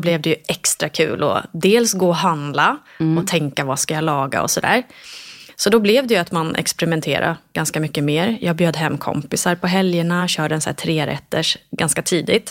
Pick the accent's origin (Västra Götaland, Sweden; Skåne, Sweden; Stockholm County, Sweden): Stockholm County, Sweden; Sigtuna; also born or lived in Ängelholm, Sweden; vi flyttade ganska snabbt eh, till Sigtuna